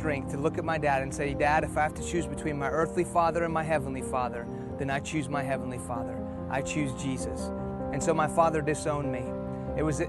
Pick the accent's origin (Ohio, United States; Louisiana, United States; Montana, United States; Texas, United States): Texas, United States; Houston; first language Persian; English is a second language; also born or lived in Iran; I was born here in Houston, Texas.